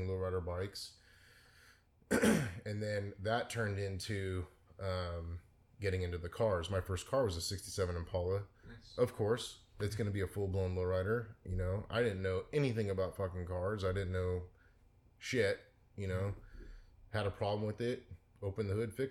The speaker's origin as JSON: {"language": "English", "town": "San Mateo", "region": "California", "country": "United States", "tie": "born or raised there", "said": "in the Bay Area, yeah, mostly in San Mateo"}